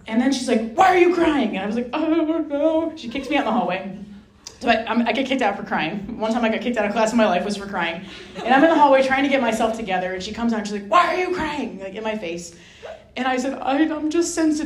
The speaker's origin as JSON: {"language": "English", "region": "Rhode Island", "country": "United States", "tie": "born or raised there", "said": "I grew up in Rhode Island"}